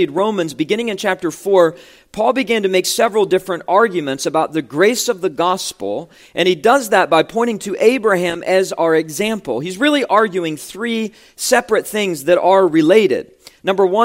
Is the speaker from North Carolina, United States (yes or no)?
no; West Virginia, United States; moved away; when I was pastoring in my home state of West Virginia